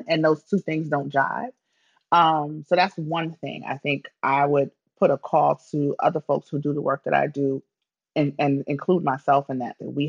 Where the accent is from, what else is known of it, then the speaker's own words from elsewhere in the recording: New York City, New York, United States; I'm from the Bronx.